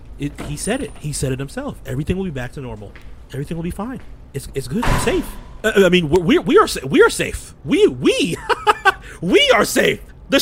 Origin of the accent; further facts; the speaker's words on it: Florida, United States; Sir, I'm from Palm Beach County, Florida.